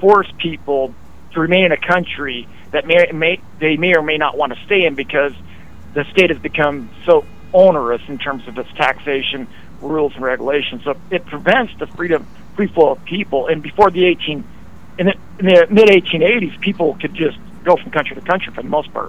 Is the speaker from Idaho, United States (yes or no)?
yes; Idaho, United States; I grew up in Idaho